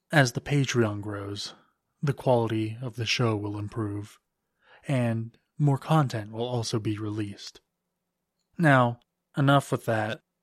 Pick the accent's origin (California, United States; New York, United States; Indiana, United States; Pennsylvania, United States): Pennsylvania, United States; Lancaster; I grew up in Lancaster, Pennsylvania, an hour or so outside of Philadelphia. You probably know it as the place with all the Amish people. I wasn't raised Amish, but I had a lot of Amish friends.